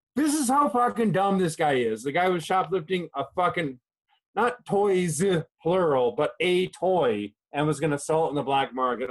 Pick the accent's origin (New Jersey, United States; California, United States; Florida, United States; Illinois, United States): Illinois, United States; Chicago; now in Japan; my hometown Chicago